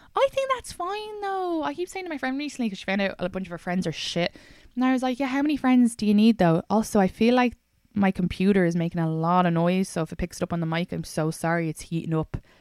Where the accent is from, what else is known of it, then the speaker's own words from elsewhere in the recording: Ireland; now in New York, United States; I'm Irish